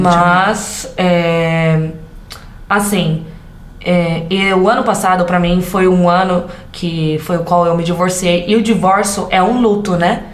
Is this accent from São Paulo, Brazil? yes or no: yes; interior of São Paulo, Brazil; accent: caipira; sou caipira com orgulho que fala porta, porteira e portão, lá dos Cafundel, onde Judas perdeu as botas no interior de São Paulo